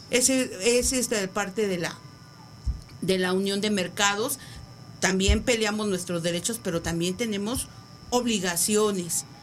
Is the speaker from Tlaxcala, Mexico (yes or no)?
no; Iztapalapa, Mexico City, Mexico; no nada más en Iztapalapa, porque somos de Iztapalapa para el mundo, ¿eh?